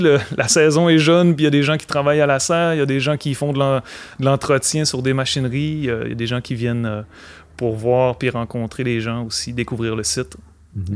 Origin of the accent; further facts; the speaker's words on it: Alma, Quebec, Canada; je suis originaire d'Alma